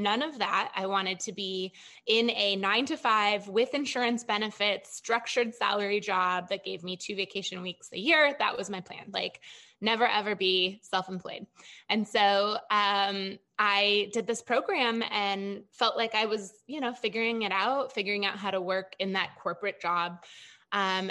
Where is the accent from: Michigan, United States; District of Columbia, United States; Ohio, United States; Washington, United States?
Michigan, United States; moved away as an adult; also born or lived in Chicago, Illinois; I was born and raised in Michigan.